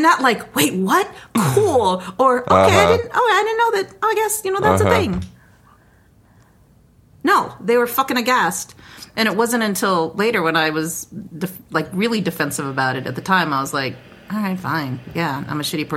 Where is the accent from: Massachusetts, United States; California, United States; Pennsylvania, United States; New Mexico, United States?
New Mexico, United States; everybody knows I'm from New Mexico.